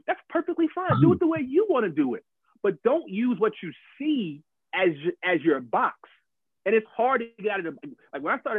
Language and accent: English; Atlanta, Georgia, United States; I'm from Southside Atlanta. I got to do it my way.